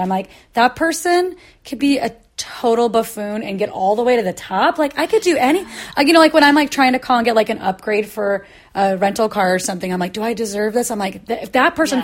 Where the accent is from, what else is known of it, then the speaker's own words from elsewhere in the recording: Midwest, United States; moved away; I grew up in the Midwest